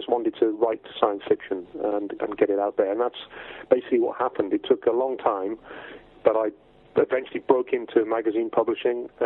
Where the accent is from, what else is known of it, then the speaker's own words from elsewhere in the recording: South West England, United Kingdom; now in Wales; I was born in Wales originally uh, in, 1966. My family, uh, I have sort of strong Welsh roots, but my family moved down to uh, Cornwall in England when I was fairly small. So I spent my formative years in that part of the world.